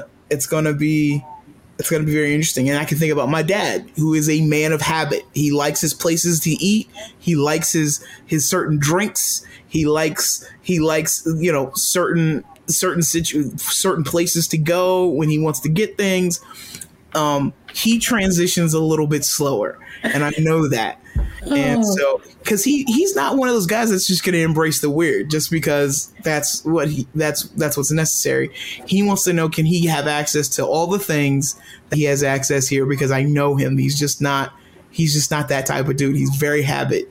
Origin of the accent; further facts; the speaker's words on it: Rockville, Maryland, United States; I came from Rockville, Maryland, and I grew up in this area.